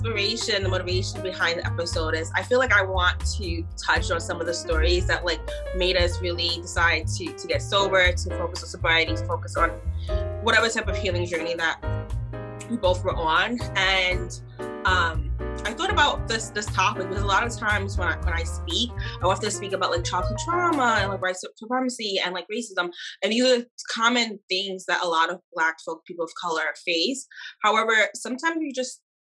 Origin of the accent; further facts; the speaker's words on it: New York City, New York, United States; I'm from New York, and two, I'm an attorney